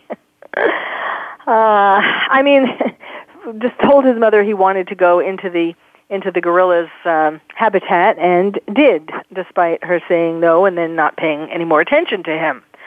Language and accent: English; New York City, New York, United States; growing up in New York, um, certainly I went to circuses a lot